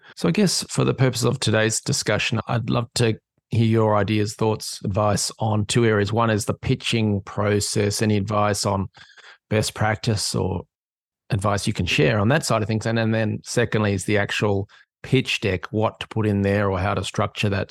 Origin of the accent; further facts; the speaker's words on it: Australia; moved away; I'm an Aussie living in an island